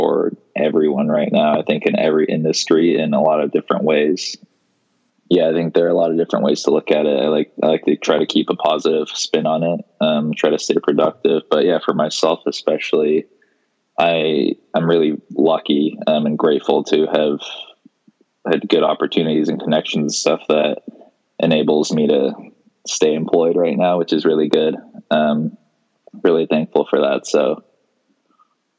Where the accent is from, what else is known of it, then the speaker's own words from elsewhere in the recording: Seattle, Washington, United States; I am born and raised in Seattle, Washington. Still live here.